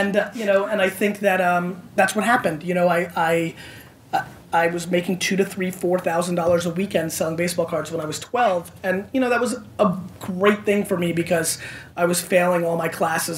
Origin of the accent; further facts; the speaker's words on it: Edison, New Jersey, United States; also born or lived in Belarus / Queens, New York; And then I moved to New Jersey and basically grew up in Edison, New Jersey.